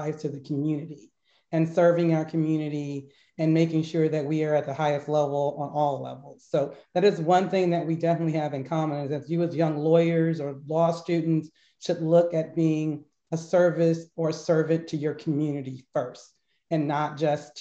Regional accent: Berkeley, California, United States; growing up in the Berkeley school system

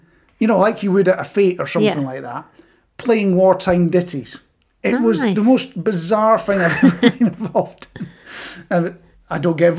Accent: United Kingdom; Being British

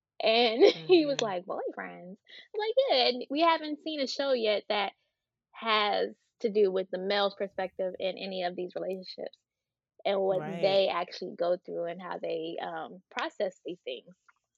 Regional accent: San Francisco, California, United States; also born or lived in Atlanta; Life in San Francisco was fun. It was different than my life in Atlanta.

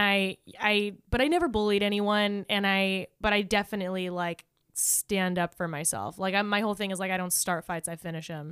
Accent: La Puente, California, United States; I'm from La Puente, and I was one of, like, three white people in my school

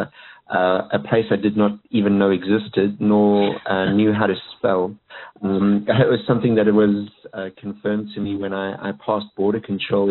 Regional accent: South Africa; moved away; I was born in South Africa. So for a wee African boy to see the white stuff for the first time was quite a treat

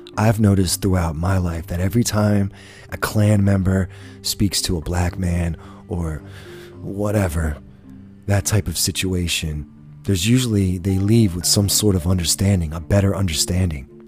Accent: United States; as an American people

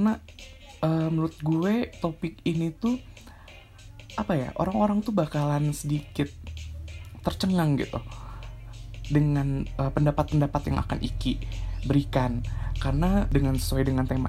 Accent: Bandung, West Java, Indonesia; orang Indonesia nya gue sendiri dari Bandung

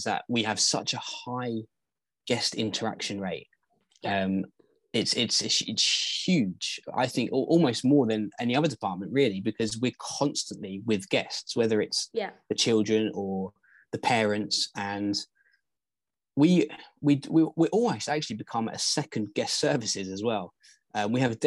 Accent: England, United Kingdom

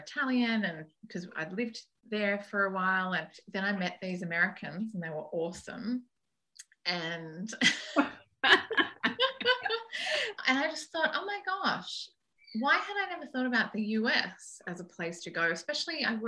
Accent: Sydney, New South Wales, Australia; moved away as an adult; now in United States; I'm from Sydney

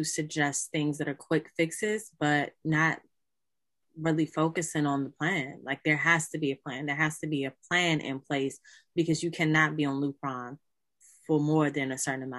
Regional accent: Maryland, United States; I'm from Maryland.

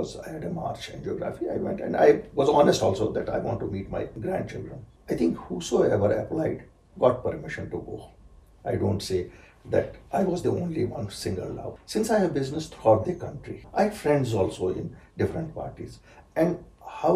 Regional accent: Sopore, Jammu and Kashmir, India; also born or lived in Uri / Bijama; I come from Sopore

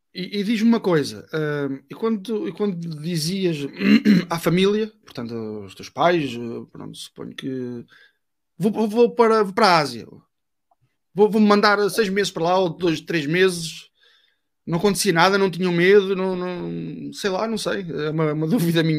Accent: Vila Nova de Gaia, Norte, Portugal; Sou português, sou do norte, de Vila Nova de Gaia

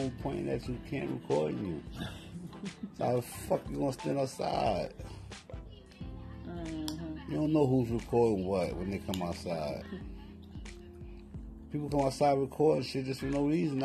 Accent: New York City, New York, United States; I'm from Harlem

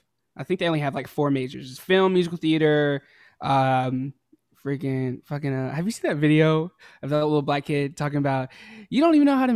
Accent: Hickory, North Carolina, United States; I'm from North Carolina. Hickory, North Carolina. North Carolina.

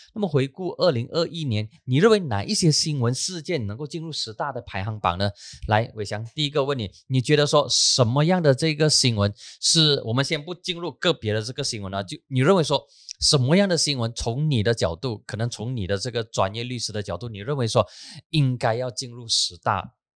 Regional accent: Penang, Malaysia; moved away; 我人在我的老家槟城

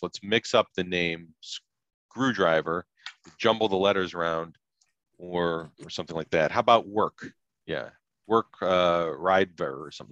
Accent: Chicago area suburbs, Illinois, United States; grew up in you know as a kid in the '70s, and uh, growing up in Chicago uh, area um, suburbs.

